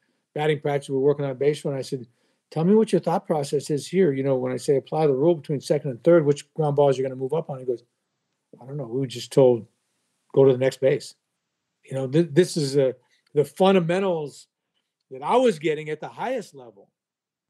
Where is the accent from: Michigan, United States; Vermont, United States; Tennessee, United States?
Vermont, United States; now in Greenville, South Carolina, United States; I'm originally from Vermont